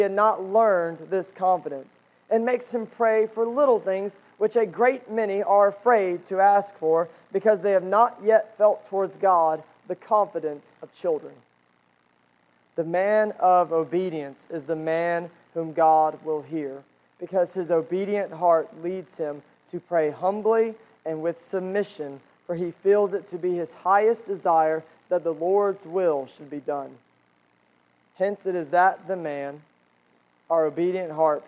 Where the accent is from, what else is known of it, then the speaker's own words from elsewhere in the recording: United States; we as Americans